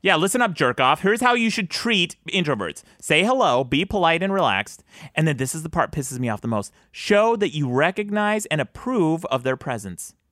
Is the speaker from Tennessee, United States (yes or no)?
no; Utah, United States; I grew up in Utah